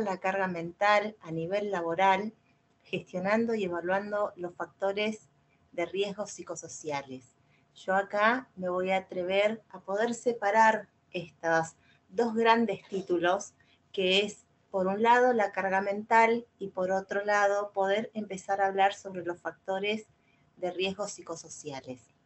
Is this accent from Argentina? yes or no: yes; Argentina; Yo soy de Argentina